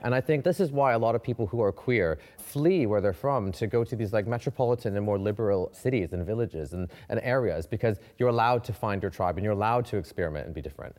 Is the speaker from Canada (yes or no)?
yes; Canada; moved away as an adult; now in London, United Kingdom; I'm from Canada